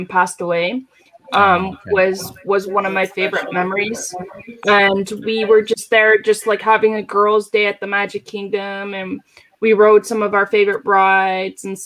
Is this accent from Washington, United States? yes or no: no; Florida, United States; I grew up in Florida. I was born and raised in Florida